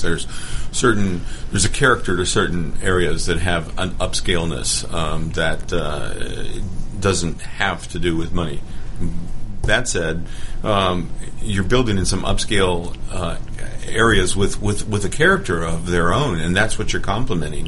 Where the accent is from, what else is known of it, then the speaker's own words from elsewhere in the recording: Los Angeles, California, United States; now in Atlanta, United States; I grew up in Los Angeles